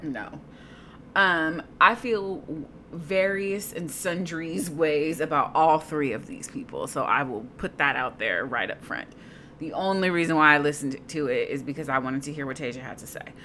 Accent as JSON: {"language": "English", "area": "Bay Area", "region": "California", "country": "United States", "said": "I'm from the Bay Area."}